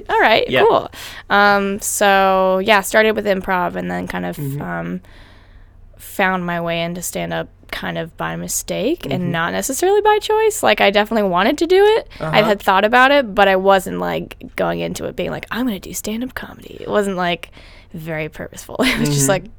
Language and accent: English; Denver, Colorado, United States; moved away as an adult; I'm from Denver, Colorado.